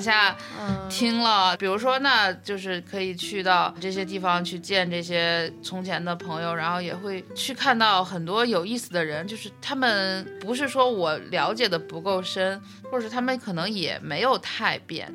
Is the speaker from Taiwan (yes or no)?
no; Beijing, China; 我是北京来的嘛